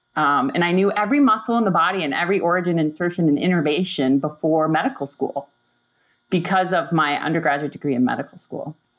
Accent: Upper Peninsula of Michigan, United States; I grew up in the Upper Peninsula of Michigan

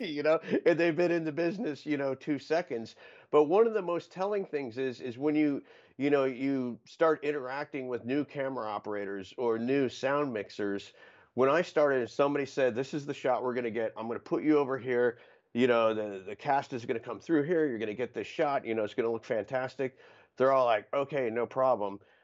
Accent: Florida, United States; the resourcefulness and adaptability are the two greatest strengths that you get from growing up in Florida

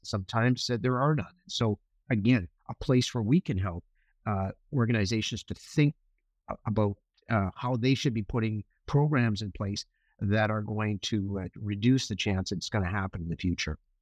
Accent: Winnipeg, Manitoba, Canada; moved away as an adult; also born or lived in Victoria, British Columbia; now in British Columbia, Canada; I, I grew up in Winnipeg

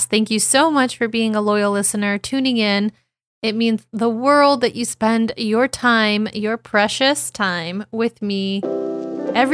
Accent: United States; my home country, the US

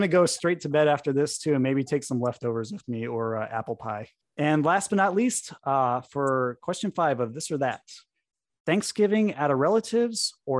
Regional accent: New England, Connecticut, United States; driving up to Vermont from Connecticut. Cause you know, I grew up in New England

